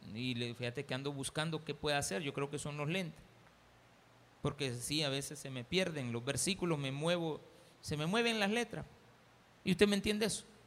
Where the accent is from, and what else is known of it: El Salvador